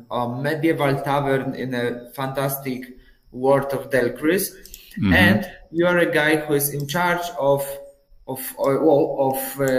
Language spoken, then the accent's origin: English; Poland; I'm from Poland.